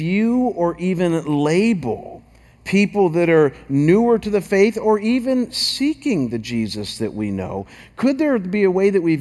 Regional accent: Chagrin Falls, Ohio, United States; moved away as an adult; now in Scottsdale, United States; I was back in my hometown of Chagrin Falls and pastoring my home church

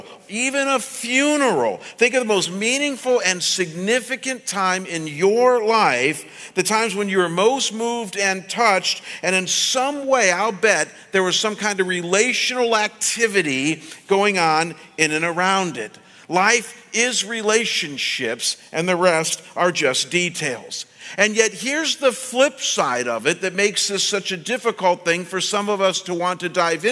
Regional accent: Midwest, United States; the world I grew up in the Midwest

